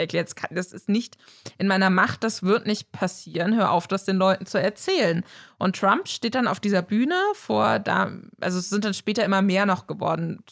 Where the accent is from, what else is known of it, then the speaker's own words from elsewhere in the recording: Germany; eine klassische Deutsche